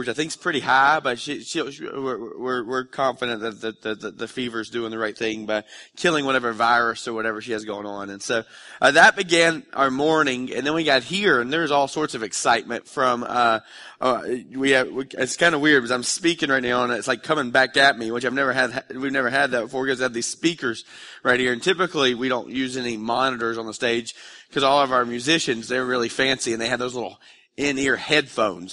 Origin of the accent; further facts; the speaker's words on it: Dalton, Georgia, United States; I grew up in Dalton, which isn't a really exciting place now, but back in the mid-nineties, Dalton, Georgia was a really happening